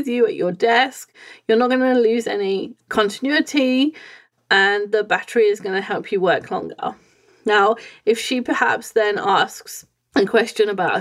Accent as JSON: {"language": "English", "region": "England", "country": "United Kingdom", "said": "I'm coming from England."}